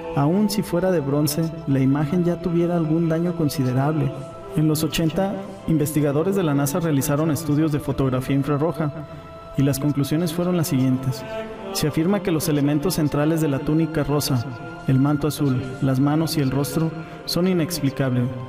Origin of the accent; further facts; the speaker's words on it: Mexico; Soy orgullosamente mexicano y guadalupano desde antes de tener conciencia